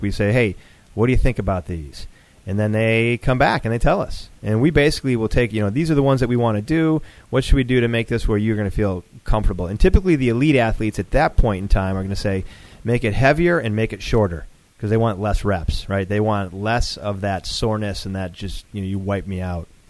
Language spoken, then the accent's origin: English; Buffalo, New York, United States; now in Atlanta, United States; I grew up in Buffalo